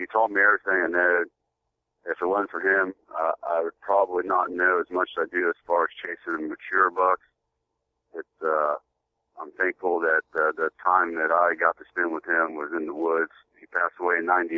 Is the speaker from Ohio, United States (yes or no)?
yes; Farmersville, Ohio, United States; I'm a little bit west of Dayton, Ohio, in a little farming community called Farmersville, Ohio